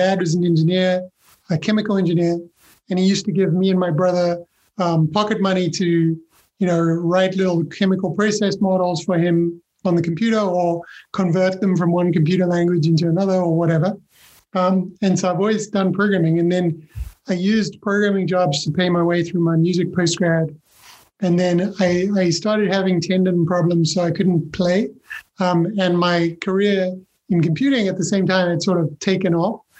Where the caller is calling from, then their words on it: London, United Kingdom; I am in London, yeah, in the UK.